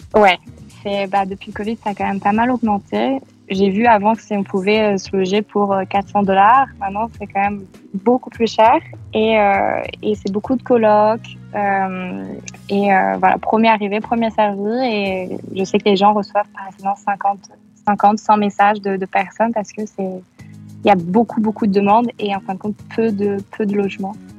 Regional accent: France; moved away as an adult; also born or lived in Manchester; now in Montreal, Canada; quand on est français

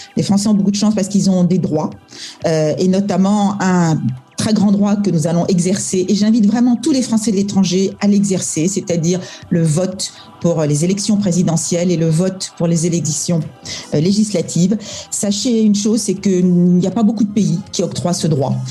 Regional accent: France; now in Singapore; on est français

